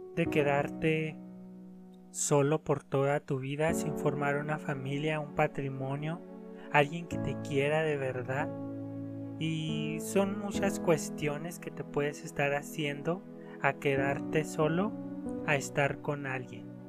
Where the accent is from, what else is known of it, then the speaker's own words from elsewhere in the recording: Mexico; en mi país, aquí los mexicanos